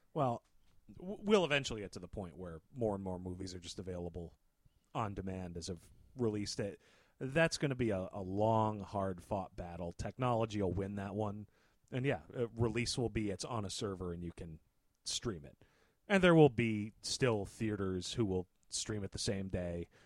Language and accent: English; United States; being an American